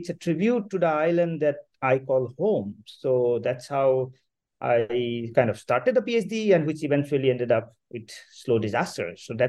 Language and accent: English; Majuli, Assam, India; moved away; also born or lived in Syracuse, United States; I was born and raised in Majuli, which is a river island, in fact, believed to be the largest river island in the world. So I grew up there, witnessing flood and erosion, riverbank erosion on a kind of regular basis.